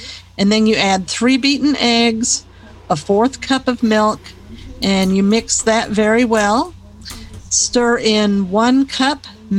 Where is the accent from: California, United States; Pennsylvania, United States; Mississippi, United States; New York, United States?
California, United States; born there; Well, I was born in California, but that's just because my dad was stationed there.